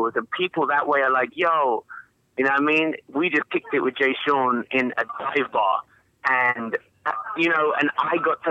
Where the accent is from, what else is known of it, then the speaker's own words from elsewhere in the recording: England, United Kingdom; growing up in England, we listened to American music